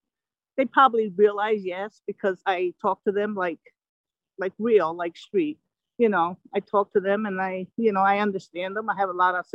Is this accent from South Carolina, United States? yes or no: no; New Haven, Connecticut, United States; In New Haven, actually.